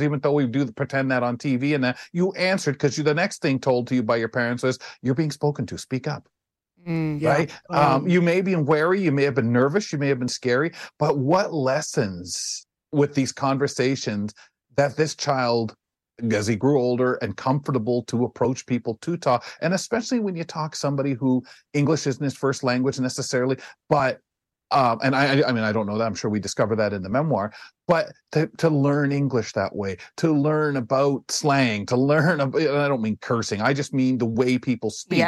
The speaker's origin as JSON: {"language": "English", "town": "London", "region": "Ontario", "country": "Canada", "tie": "born or raised there"}